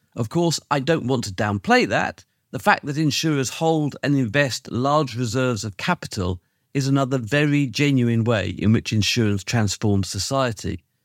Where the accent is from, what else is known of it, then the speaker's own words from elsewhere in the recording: United Kingdom; as a Brit